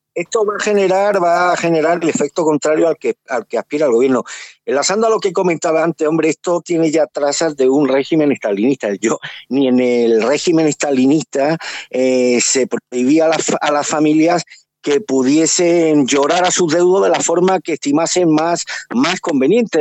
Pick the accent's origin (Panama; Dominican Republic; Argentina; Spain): Spain; como español que fue concebido antes de 1975